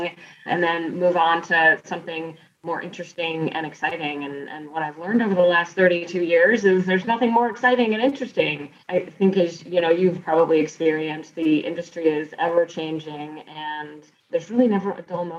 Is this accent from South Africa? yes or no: no; Northeast Ohio, United States; also born or lived in South Carolina / Richmond, Virginia; I'm originally from Northeast Ohio, and I still live here today